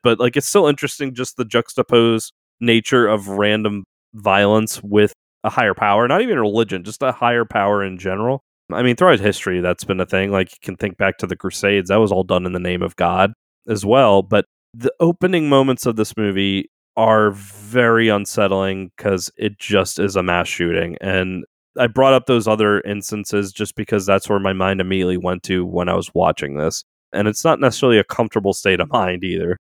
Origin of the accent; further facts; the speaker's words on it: New Orleans, Louisiana, United States; I was born and raised in New Orleans